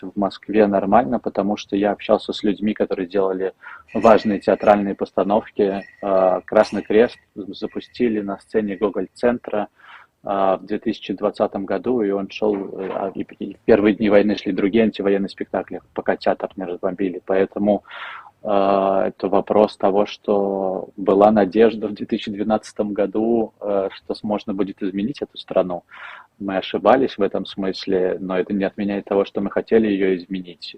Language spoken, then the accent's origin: Russian; Belarus; now in Switzerland; я белорус.